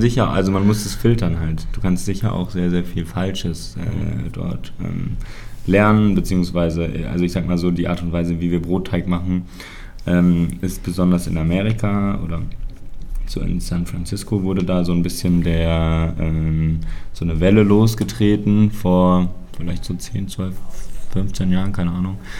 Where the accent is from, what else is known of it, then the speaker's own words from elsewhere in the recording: Mainz, Rhineland-Palatinate, Germany; ich bin hier auf dem Hof groß geworden.